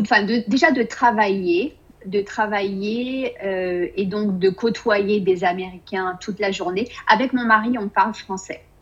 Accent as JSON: {"language": "French", "country": "France", "moved": "as an adult", "lives_now": "Austin, United States", "said": "en tant que française"}